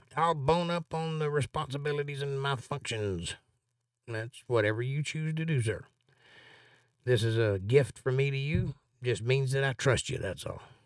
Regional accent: Georgia, United States; I'm from Georgia

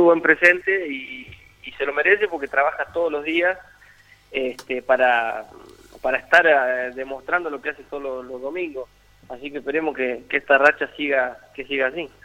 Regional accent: La Pampa, Argentina; moved away; also born or lived in Italy

